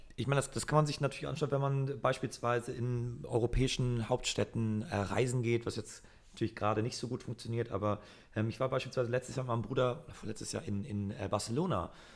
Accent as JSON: {"language": "German", "town": "Flensburg", "region": "Schleswig-Holstein", "country": "Germany", "moved": "yes", "lives_now": "Hamburg, Germany", "said": "ich komme aus Flensburg"}